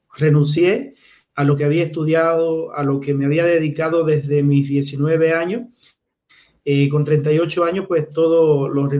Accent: Cuba; moved away as an adult; now in Chile; yo soy cubano, pero residente en Chile hace seis

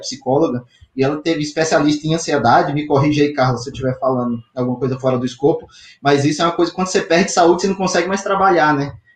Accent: Maranhão, Brazil; Engarrachou, como fala o maranhense. Eu sou maranhense.

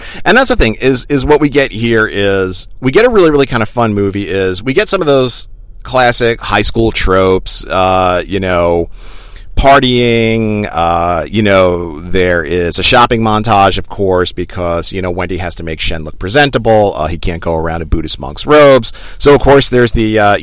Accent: United States; I'm an American.

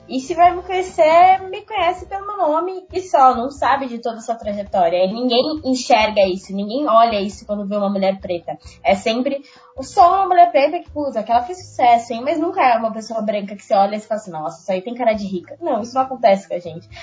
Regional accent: Brazil; eu vivi num, num bairro periférico, né, na Zona Leste, fundo da Zona Leste

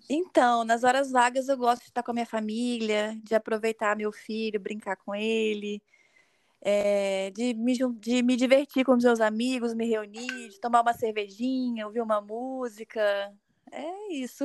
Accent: São Pedro da Aldeia, Rio de Janeiro, Brazil; moved away as an adult; also born or lived in Vitória, Espírito Santo; now in Vila Velha, Brazil; eu nasci em Vitória, no Espírito Santo. Eu moro atualmente em Vila Velha, também no Espírito Santo. Mas eu já morei é, durante a minha infância e minha adolescência em São Pedro da Aldeia, no Rio de Janeiro.

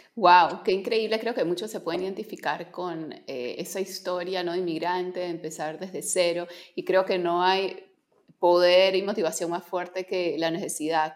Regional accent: Peru; soy peruana

